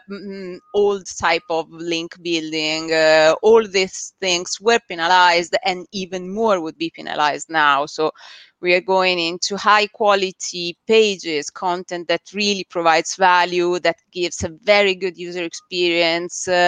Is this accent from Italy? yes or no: yes; Italy; English is a second language; moved away as an adult; six years back in Italy. You can hear from my accent that I'm not originally, I wasn't originally born here. And yeah, back in Italy, we used to run uh, a marketing agency